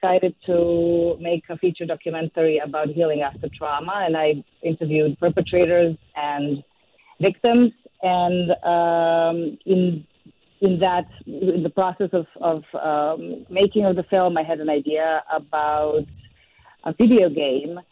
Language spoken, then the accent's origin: English; Serbia; moved away as an adult; now in New York, United States; I was born and raised in Serbia